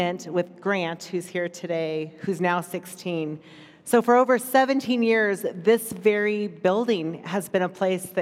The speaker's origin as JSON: {"language": "English", "country": "United States", "said": "being an American in this country"}